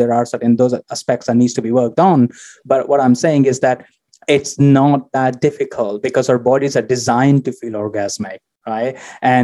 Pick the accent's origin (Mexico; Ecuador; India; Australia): India; moved away; originally I come from India, so you can imagine how much conservatism culture I grew up